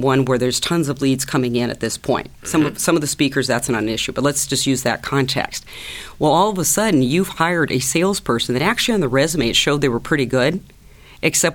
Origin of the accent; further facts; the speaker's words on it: Iowa, United States; Growing up in Iowa on a farm